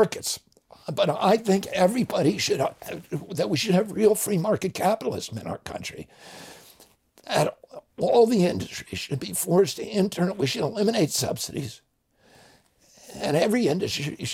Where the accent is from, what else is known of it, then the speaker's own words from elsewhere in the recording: the Adirondacks, New York, United States; I grew up in the Adirondacks